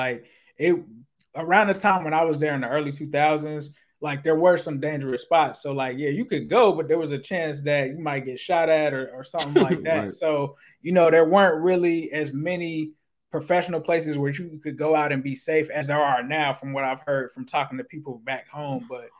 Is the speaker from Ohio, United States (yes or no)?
yes; Cincinnati, Ohio, United States; moved away; I'm from Cincinnati